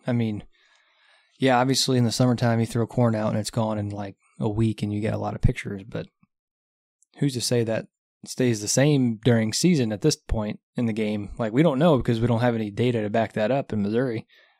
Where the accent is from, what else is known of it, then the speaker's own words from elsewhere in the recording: Scotland, United Kingdom; Well, we are from Scotland. Anyways. Scotland. We are Scottish, but I'll never wear a kilt.